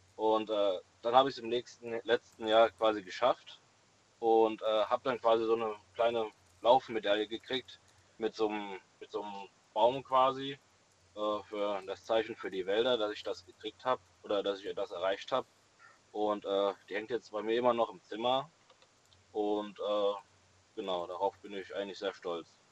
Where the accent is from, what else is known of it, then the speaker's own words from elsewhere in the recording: Rettert, Rhineland-Palatinate, Germany; ich komme aus Rettert, in der Nähe von äh, ja, Dietz, Limburg, die Ecke